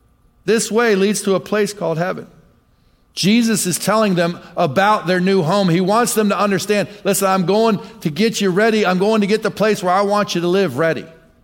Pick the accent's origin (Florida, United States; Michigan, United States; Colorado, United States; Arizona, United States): Michigan, United States; Many times, well, I'm from Michigan. My dad was in the ministry. My dad was a pastor. I moved every couple years for a lot of my life.